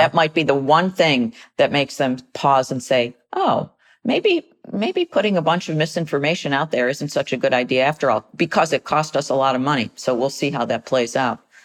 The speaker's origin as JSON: {"language": "English", "country": "United States", "said": "as American citizens"}